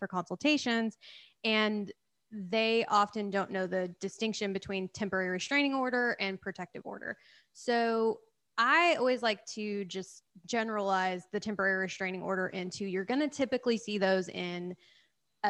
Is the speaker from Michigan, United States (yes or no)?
no; Oklahoma, United States; moved away as an adult; also born or lived in Texas; I'm originally from Oklahoma, so that's why I stayed there.